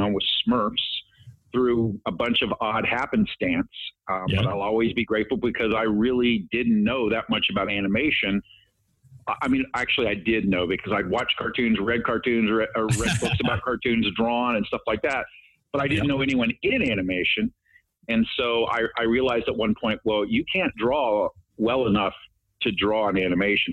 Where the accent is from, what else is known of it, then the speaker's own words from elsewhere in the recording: the South, United States; moved away as an adult; now in California, United States; my parents were really Southern and I grew up in the South